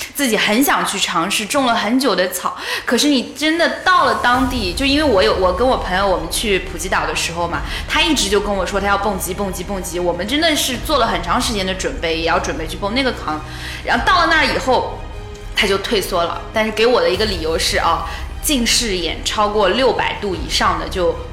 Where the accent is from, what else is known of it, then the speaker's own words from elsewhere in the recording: China; 我们是从，呃，中国来的